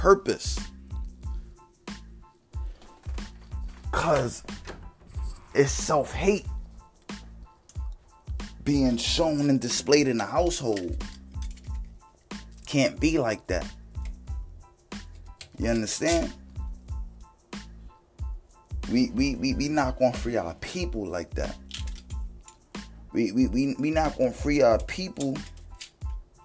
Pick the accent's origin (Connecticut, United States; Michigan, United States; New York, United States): New York, United States; New York City; I'm from the hole, I'm from the Bronx